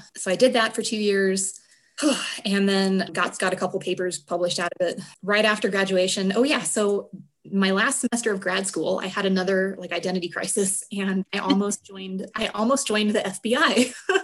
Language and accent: English; United States; moved away as an adult; also born or lived in Texas / Arizona / Missouri / Mexico; I grew up in Texas and Arizona